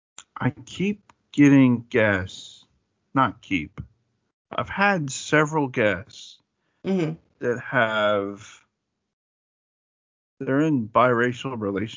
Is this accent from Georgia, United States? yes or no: yes; Atlanta, Georgia, United States; accent: Southern; If I can take my Southern out for a walk, because I'm from Atlanta.